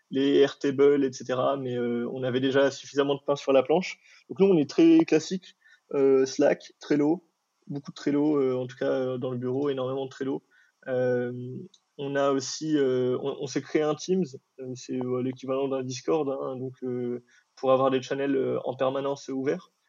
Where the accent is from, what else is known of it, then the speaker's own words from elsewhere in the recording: Morocco; parce que moi, je viens du Maroc à la base.